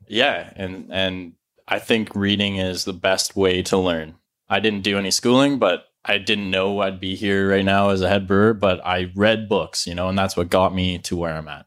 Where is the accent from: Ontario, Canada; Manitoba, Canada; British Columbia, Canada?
British Columbia, Canada; Penticton; I grew up in Penticton here